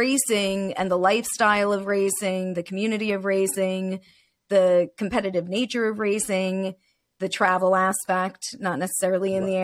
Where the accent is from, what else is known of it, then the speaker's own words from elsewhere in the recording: New Jersey, United States; I'm a Jersey girl. This is my hometown turf.